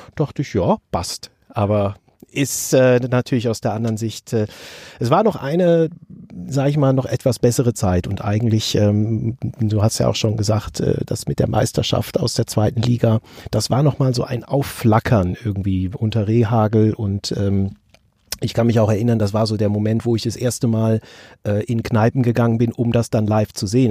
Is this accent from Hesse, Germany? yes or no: no; Bonn, North Rhine-Westphalia, Germany; also born or lived in Kaiserslautern; mein Akzent nicht, weil ich äh, schon zwei Monate nach meiner Geburt im Prinzip nach Bonn umgetopft wurde